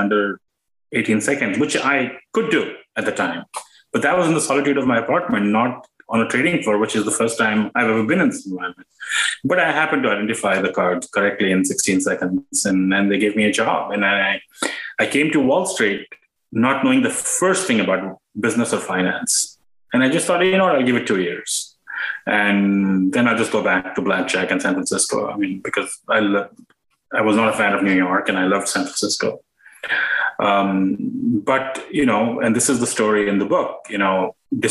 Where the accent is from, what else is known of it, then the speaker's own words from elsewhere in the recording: India; moved away as an adult; now in United States; I grew up in India, and I came to the U.S. for graduate school.